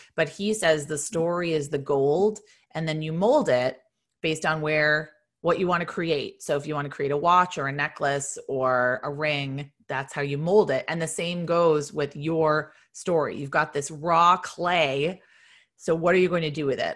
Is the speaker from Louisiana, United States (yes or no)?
no; Boston, Massachusetts, United States; moved away as an adult; also born or lived in Virginia; I'm from Boston